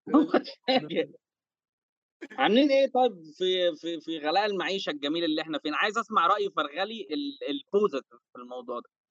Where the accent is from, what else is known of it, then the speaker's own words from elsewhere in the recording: Egypt; عندنا في مصر